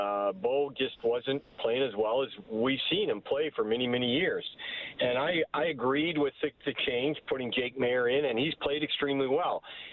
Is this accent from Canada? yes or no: yes; Calgary, Alberta, Canada; Of course, I'm from Calgary.